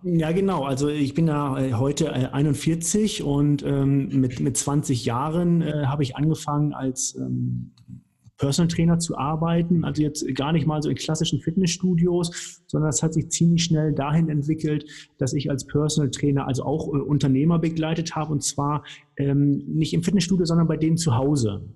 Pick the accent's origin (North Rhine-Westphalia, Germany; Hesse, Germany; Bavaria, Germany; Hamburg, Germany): Hamburg, Germany; also born or lived in Cologne / Weißenburg; now in Nuremberg, Germany; ich komme aus Hamburg, haben wir ja eben schon gesagt, also vom, vom flachen Land